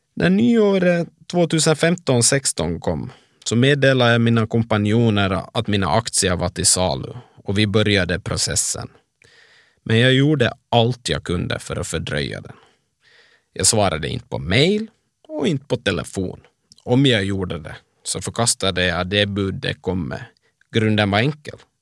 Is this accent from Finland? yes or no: yes; Ekenäs, Uusimaa, Finland; moved away as an adult; now in Oslo, Norway; sommaren 95 när jag flyttade från Ekenäs till Bromar och öppnade glasskiosk som Finlands yngsta företagare